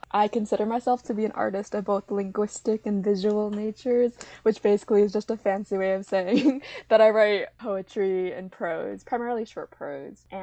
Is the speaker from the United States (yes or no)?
no; Pingxiang, Jiangxi, China; And as you mentioned, I'm a Chinese adoptee. But specifically, I'm from Pingxiang, Jiangxi. So, any listeners out there who are from my home city, welcome.